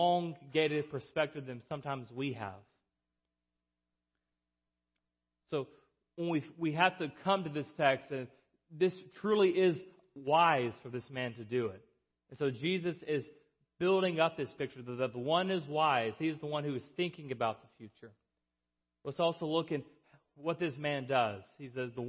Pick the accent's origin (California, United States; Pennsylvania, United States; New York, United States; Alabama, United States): Alabama, United States; South; I'm from South Alabama.